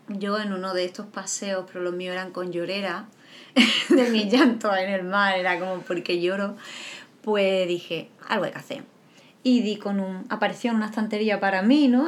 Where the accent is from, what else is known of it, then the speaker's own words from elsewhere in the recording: Andalusia, Spain; somos andaluz, los andaluces